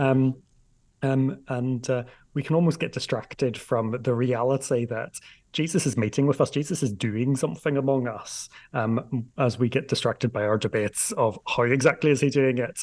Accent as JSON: {"language": "English", "region": "Northern Ireland", "country": "United Kingdom", "said": "I'm from Northern Ireland"}